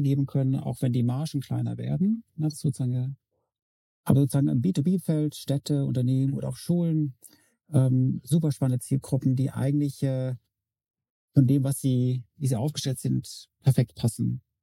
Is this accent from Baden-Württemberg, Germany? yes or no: yes; Freiburg, Baden-Württemberg, Germany; seit Dezember meine Heimatstadt Freiburg